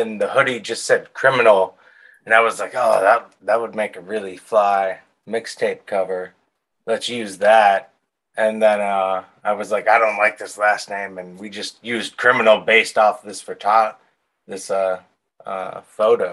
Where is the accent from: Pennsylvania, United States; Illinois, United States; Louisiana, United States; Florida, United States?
Pennsylvania, United States; Pittsburgh; I grew up in Pittsburgh, Pennsylvania, in the South Hills.